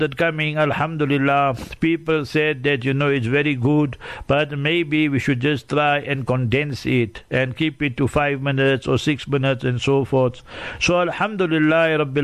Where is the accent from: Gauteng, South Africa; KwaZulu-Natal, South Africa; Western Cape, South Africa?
Gauteng, South Africa; Heidelberg; moved away as an adult; also born or lived in Pakistan / Newcastle; I was born in Heidelberg, and then I became Hafiz there